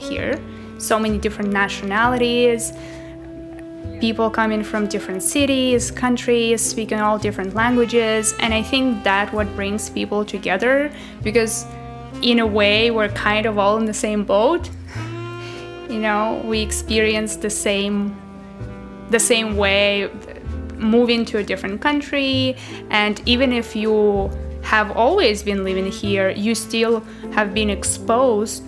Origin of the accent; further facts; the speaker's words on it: Russia; also born or lived in Paris, France; now in Toronto, Canada; So I used to live in France, in Paris before, and then originally I'm from Russia